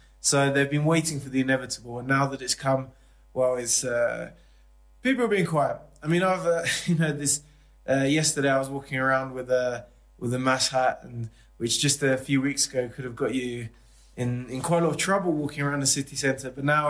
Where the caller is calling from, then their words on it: La Paz, Bolivia; At the moment, I'm in La Paz, Bolivia.